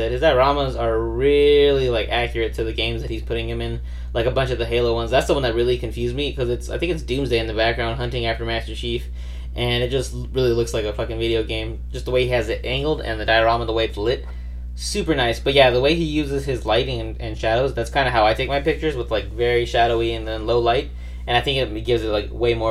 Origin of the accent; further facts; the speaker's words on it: Arizona, United States; we are from Arizona as well.